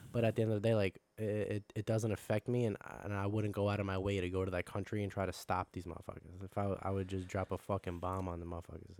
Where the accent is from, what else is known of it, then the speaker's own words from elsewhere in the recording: Long Island, New York, United States; I'm fucking from Long Island